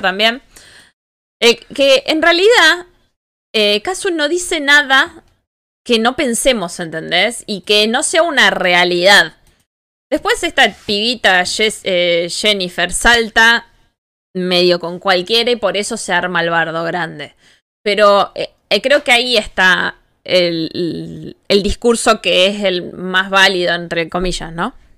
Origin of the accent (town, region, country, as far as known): Argentina